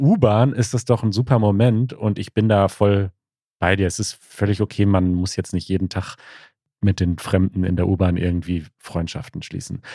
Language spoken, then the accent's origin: German; Norway; ich komme aus Norwegen. Naja, meine Eltern kommen tatsächlich aus Äthiopien, aber ich und meine zwei Brüder sind hier aufgewachsen